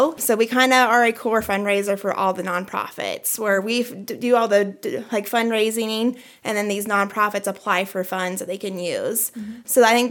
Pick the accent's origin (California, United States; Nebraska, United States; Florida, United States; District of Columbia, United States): Nebraska, United States; Wellfleet; now in York, United States; I'm actually originally from out west, Wellfleet, Nebraska. I graduated from Maywood High School, so very small community.